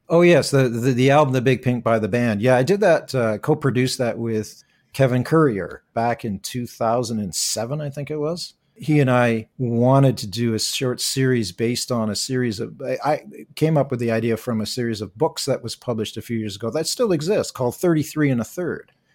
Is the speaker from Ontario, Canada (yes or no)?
yes; Toronto, Ontario, Canada; I'm originally from, uh, uh, Scarborough, Ontario. I was born and raised in Toronto. I still live and work here.